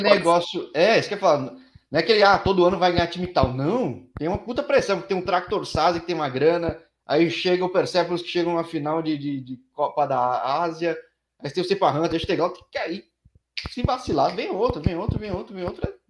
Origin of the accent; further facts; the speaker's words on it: São Paulo, Brazil; eu sou de São Paulo também